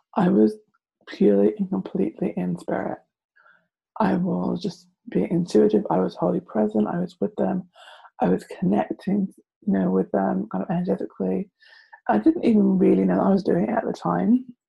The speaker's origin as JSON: {"language": "English", "region": "London", "country": "United Kingdom", "said": "I am from London."}